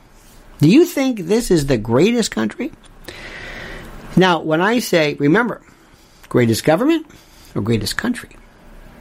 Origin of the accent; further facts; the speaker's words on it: United States; I'm an American.